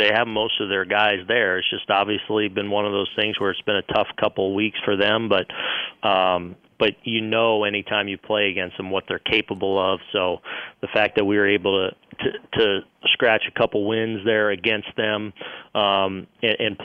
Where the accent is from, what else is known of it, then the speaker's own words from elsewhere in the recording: West Coast, United States; I'm from the West Coast